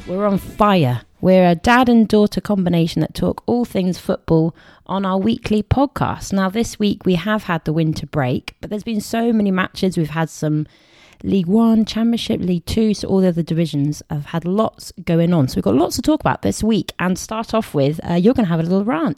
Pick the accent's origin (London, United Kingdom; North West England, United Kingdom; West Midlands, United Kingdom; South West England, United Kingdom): South West England, United Kingdom; Somerset; we're from Somerset.